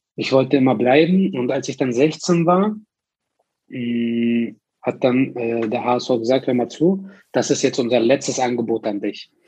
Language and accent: German; Hamburg, Germany; moved away as an adult; also born or lived in Berlin / Turkey; ich bin aus Hamburg, ich komme aus, äh, ich bin geboren in St. Pauli, äh, zehn Jahre da gelebt